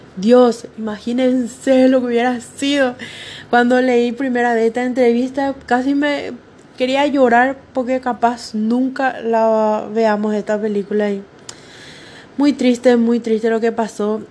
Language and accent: Spanish; Paraguay; en mi país, Paraguay